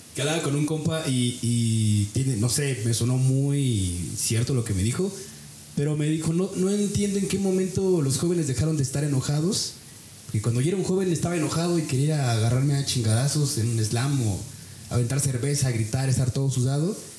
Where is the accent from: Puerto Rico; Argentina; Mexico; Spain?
Mexico; near Tula, Hidalgo; now in Pachuca, Mexico; yo crecí eh, cerca de Tula, bueno, aquí en Hidalgo